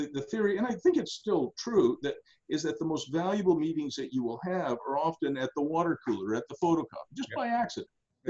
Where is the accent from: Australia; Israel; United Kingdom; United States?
Australia; now in Ottawa, Canada; So in 1983, I came to Ottawa from Australia, and I found that my dad and I think three partners had invested in roller disco rinks.